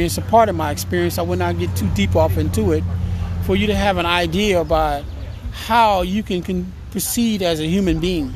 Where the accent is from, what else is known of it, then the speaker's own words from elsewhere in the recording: French Camp, California, United States; I was born in Stockton, California, in a small little town called French Camp, California. It's about 5 miles south of Stockton